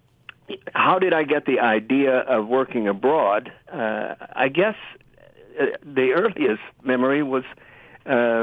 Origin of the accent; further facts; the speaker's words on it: Kansas City, Missouri, United States; moved away; I was from the Missouri side.